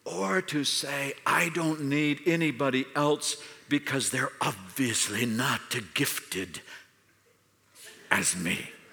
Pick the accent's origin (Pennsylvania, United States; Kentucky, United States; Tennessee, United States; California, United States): California, United States; I'm from California